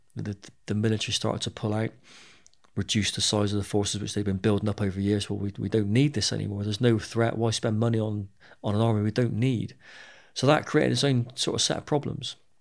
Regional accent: Bristol, South West England, United Kingdom; I grew up in Bristol

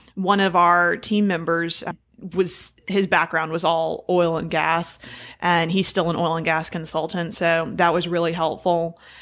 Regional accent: Houston, Texas, United States; I'm from Houston

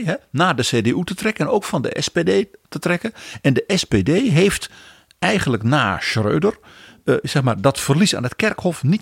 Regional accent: Netherlands; En als Nederlander ben je dan verbijsterd.

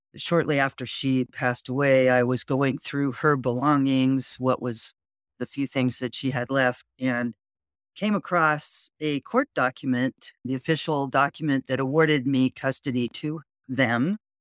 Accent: Whittier, California, United States; I grew up in Whittier, California, which is hometown of former President Richard M. Nixon.

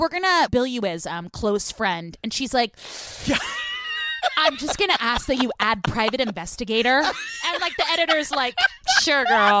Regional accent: Bay Area, California, United States; I grew up in the Bay Area in California, like, you know, Berkeley, Oakland.

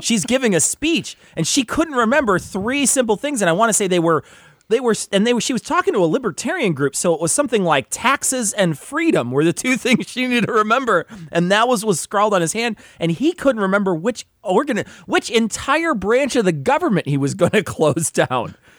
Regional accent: Illinois, United States; we're from Illinois

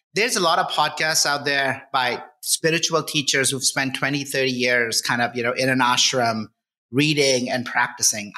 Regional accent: India; moved away as an adult; now in United States; I grew up in India.

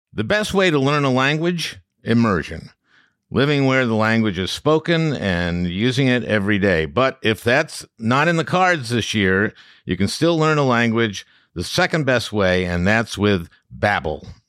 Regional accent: St. Louis Park, Minnesota, United States; I grew up in Saint Louis Park

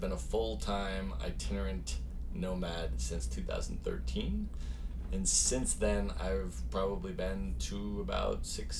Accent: Buffalo, New York, United States; also born or lived in Chicago, United States; I was actually born in the Midwest. I was born in Chicago. And then lived a lot on the East Coast and grew up there. Went to middle school and high school in Buffalo, New York, in a suburb outside of Buffalo, actually.

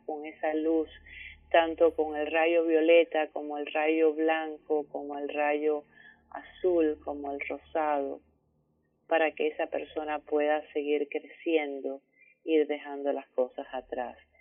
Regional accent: Cuba; Cuba, que es de donde yo vengo

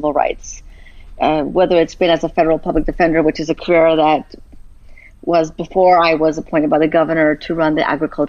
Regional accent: Los Angeles, California, United States; I'm originally from Boyle Heights in East

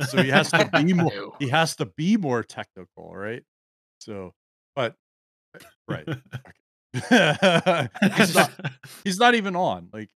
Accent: Gaithersburg, Maryland, United States; I grew up in Gaithersburg, and there was like a large Russian population down there back then.

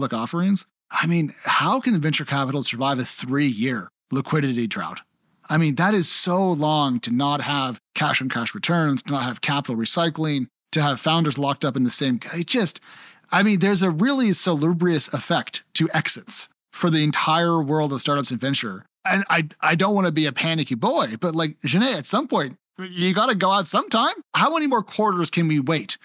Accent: United States; my home country

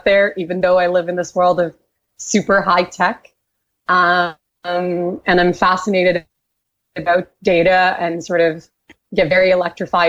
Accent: Brazil; moved away as an adult; also born or lived in Canada; I was raised in Brazil. I have spent most of my entrepreneurial career in Canada

